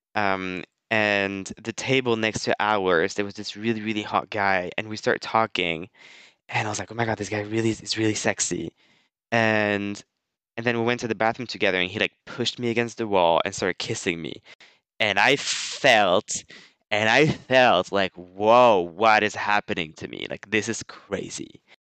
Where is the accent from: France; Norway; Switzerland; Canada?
France; moved away as an adult; also born or lived in United States; I moved back to France and uh, I moved back to my mom's house